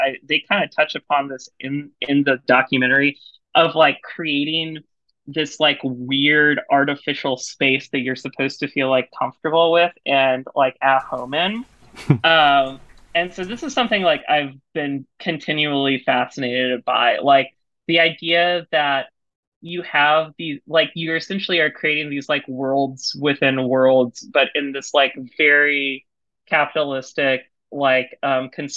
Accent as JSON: {"language": "English", "town": "San Antonio", "region": "Texas", "country": "United States", "tie": "born or raised there", "said": "growing up where I grew up in San Antonio, Texas, in the like late 90s and early 2000s"}